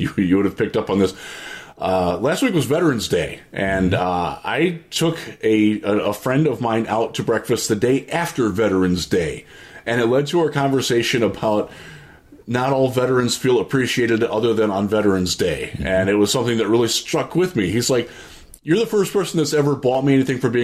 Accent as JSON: {"language": "English", "town": "Cleveland", "region": "Ohio", "country": "United States", "said": "I am from Cleveland, and yes, I do cover the team"}